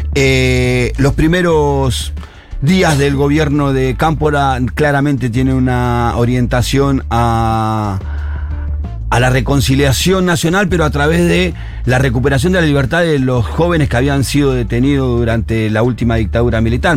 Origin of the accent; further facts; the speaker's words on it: Buenos Aires, Argentina; la Villa 7, que es en el barrio donde yo nací